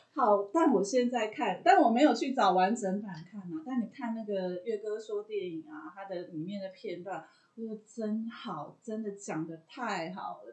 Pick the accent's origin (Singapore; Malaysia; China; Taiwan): Taiwan; 我们台湾人